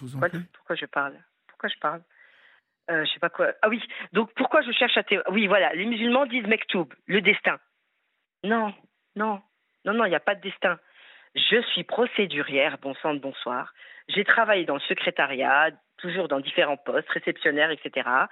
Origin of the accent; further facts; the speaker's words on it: France; Je suis française, fière de l'être, avec des origines maghrébines